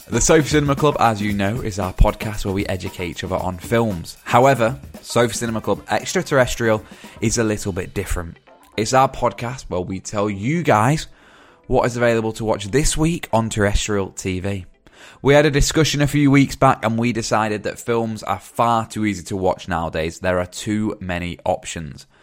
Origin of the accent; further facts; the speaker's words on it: Dorset, South West England, United Kingdom; I'm from Dorset